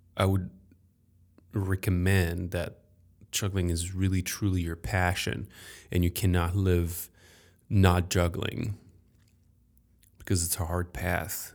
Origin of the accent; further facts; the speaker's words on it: Paris, Île-de-France, France; I grew up in Paris